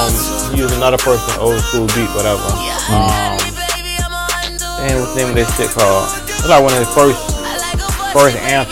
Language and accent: English; Tampa, Florida, United States; I was from Florida, from Tampa, all the way to Tallahassee, bro.